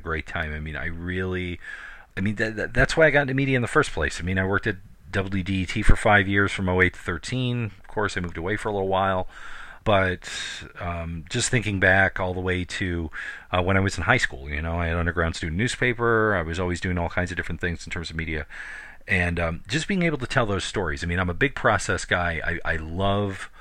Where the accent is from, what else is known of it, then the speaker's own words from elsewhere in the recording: Michigan, United States; moved away as an adult; also born or lived in Colorado; I came back home from Colorado to Michigan in May of last year